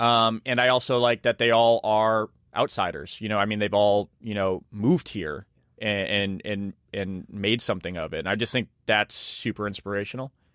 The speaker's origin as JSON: {"language": "English", "town": "Leominster", "region": "Massachusetts", "country": "United States", "tie": "born or raised there", "said": "a Chinese American restaurant I grew up with, like, as a kid in Leominster, Massachusetts"}